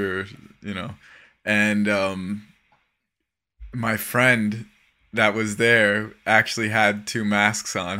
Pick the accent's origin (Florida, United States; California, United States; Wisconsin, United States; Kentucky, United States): Florida, United States; South; living and growing up in South Florida